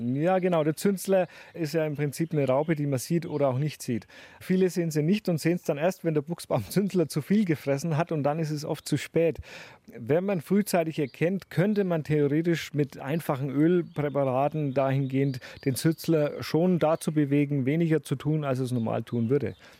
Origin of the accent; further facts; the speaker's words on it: Dettenheim, Bavaria, Germany; Wir wohnen in einem kleinen Dorf, was zwischen zwei Städten liegt.